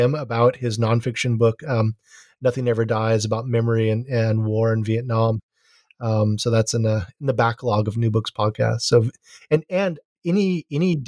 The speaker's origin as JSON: {"language": "English", "region": "Hawaii", "country": "United States", "moved": "yes", "lives_now": "Santa Cruz, United States", "said": "I'm from Hawaii"}